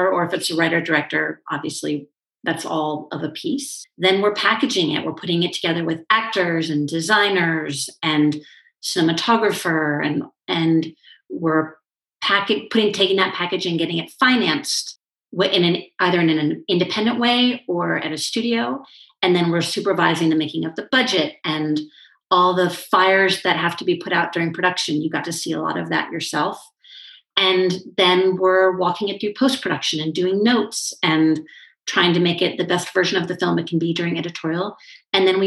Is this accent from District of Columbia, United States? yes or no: yes; Washington, District of Columbia, United States; I grew up in Washington, D.C., so the political capital of the United States.